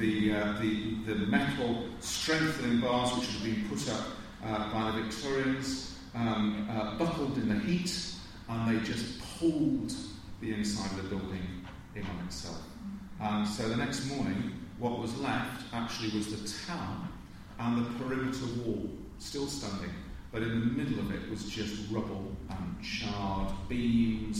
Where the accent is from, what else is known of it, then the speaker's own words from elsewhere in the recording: Coventry, West Midlands, United Kingdom; I come from Coventry in the UK